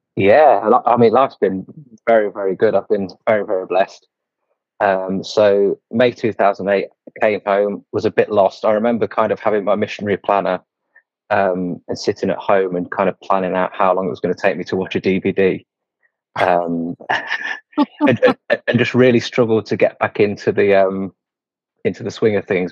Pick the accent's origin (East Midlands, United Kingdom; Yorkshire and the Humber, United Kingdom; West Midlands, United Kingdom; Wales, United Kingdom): East Midlands, United Kingdom; Leicester; also born or lived in Scotland; I'm in Leicester, in England. Um, so I've not ventured too far from where I was born. Still in Leicester.